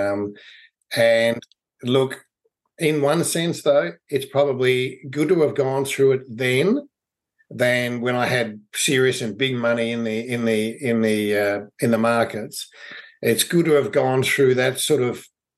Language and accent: English; Melbourne, Victoria, Australia; I grew up in Melbourne, Australia. I've been here all my life.